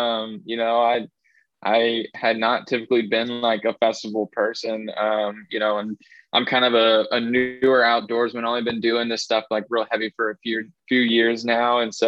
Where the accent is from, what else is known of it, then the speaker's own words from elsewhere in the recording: Indiana, United States; Growing up, I grew up here in Southern Indiana.